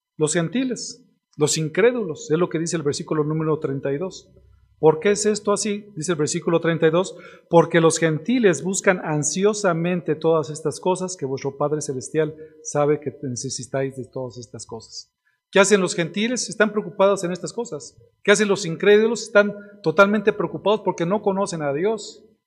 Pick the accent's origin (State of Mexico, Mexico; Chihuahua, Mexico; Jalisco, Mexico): State of Mexico, Mexico; Ixtlahuaca and Toluca; nosotros que somos de aquí, de Iztlahuaca y de Toluca